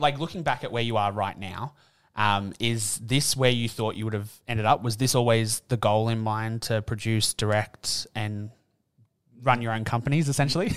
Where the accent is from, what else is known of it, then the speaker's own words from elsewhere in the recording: Newcastle, New South Wales, Australia; moved away; Today, I'm in my hometown for the first time